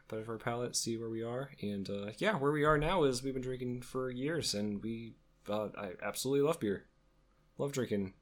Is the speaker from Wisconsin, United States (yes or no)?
yes; Wisconsin, United States; we're from Wisconsin